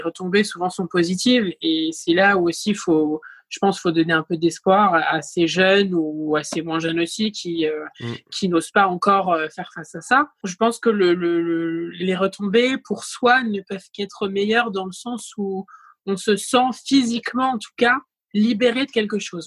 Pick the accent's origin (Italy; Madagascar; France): France; Saint-Malo, Brittany; also born or lived in Rennes; j'étais passée de Saint-Malo à Rennes